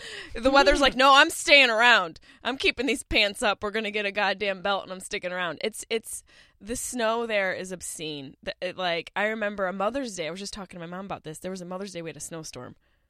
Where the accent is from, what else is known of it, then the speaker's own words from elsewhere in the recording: Upstate New York, United States; I am from upstate New York.